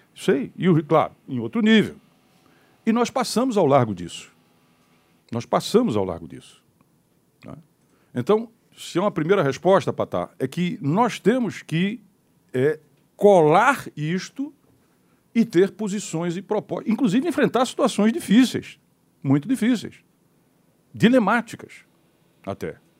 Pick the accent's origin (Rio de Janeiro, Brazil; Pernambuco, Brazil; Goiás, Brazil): Pernambuco, Brazil